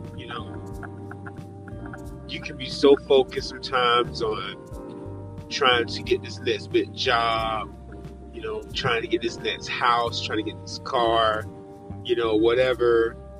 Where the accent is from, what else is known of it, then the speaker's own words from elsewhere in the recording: Georgia, United States; I'm back in my home state of Georgia, and I'm back in Atlanta